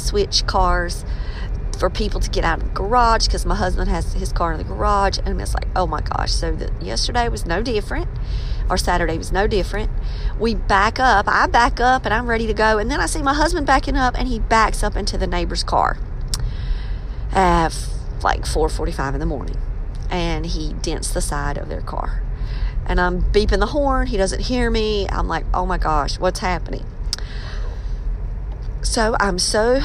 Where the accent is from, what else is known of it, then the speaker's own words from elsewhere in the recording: Scotland County area, North Carolina, United States; I'm from Scotland County area. Robeson County and Scotland County border each other.